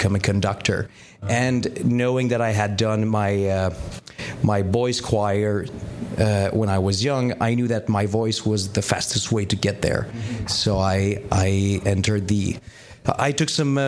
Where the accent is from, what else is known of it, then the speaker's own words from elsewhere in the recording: Montreal, Quebec, Canada; I came from Saint-Henri when it was still a mostly French neighborhood